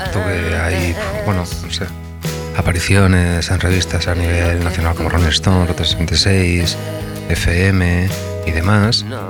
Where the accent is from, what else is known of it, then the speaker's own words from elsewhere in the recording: Murcia, Region of Murcia, Spain; moved away as an adult; also born or lived in Madrid; now in Barcelona, Spain; lo grabé en Murcia, que es originariamente de donde soy